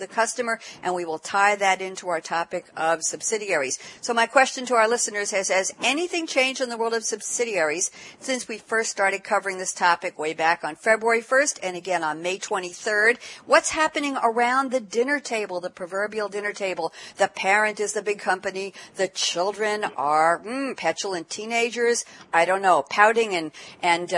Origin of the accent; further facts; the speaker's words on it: New York, United States; I'm a New Yorker